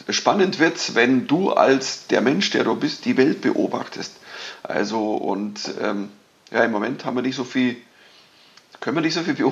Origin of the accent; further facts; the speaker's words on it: Bavaria, Germany; Man, man spielt ja das, wo man herkommt. Also ich bin Bayer, ich krieg das auch nicht los.